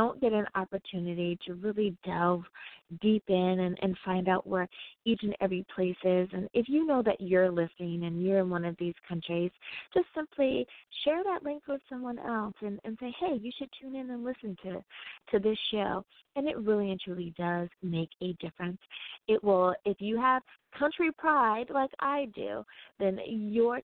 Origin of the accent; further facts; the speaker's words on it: United States; I do love my home country so much